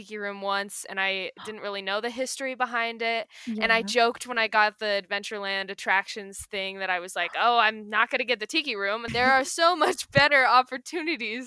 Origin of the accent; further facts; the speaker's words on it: Utah, United States; I'm originally from Utah